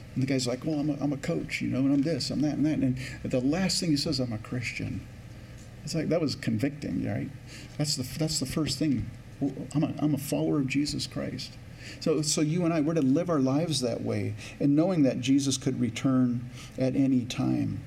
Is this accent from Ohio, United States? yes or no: no; California, United States; now in Minnesota, United States; I grew up in California